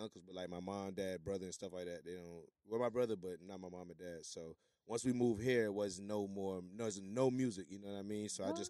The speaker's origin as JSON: {"language": "English", "town": "Norfolk", "region": "Virginia", "country": "United States", "tie": "born or raised there", "also_born_or_lived": "Jamaica"}